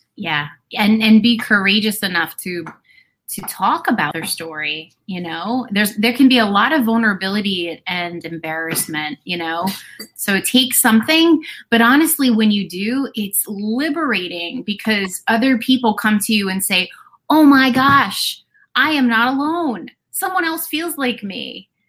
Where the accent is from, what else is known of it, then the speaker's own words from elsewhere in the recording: New Jersey, United States; moved away as an adult; I am, you know, and after my divorce, I moved back to my hometown. So okay. I am living in my hometown where I grew up.